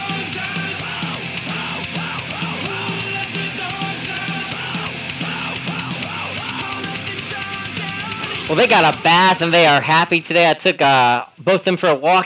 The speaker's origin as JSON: {"language": "English", "region": "North Carolina", "country": "United States", "tie": "born or raised there", "also_born_or_lived": "California", "moved": "yes", "said": "my home state of North Carolina"}